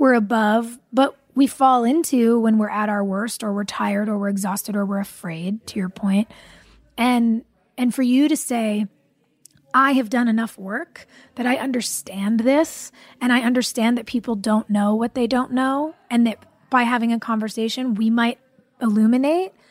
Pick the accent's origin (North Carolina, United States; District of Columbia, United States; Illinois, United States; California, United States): California, United States; I grew up in California